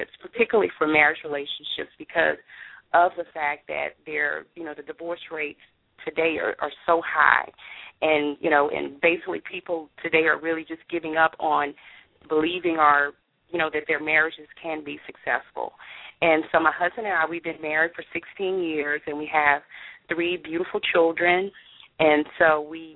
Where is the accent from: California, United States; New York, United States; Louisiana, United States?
Louisiana, United States; Baton Rouge; moved away as an adult; now in North Texas, United States; I'm originally from Baton Rouge, Louisiana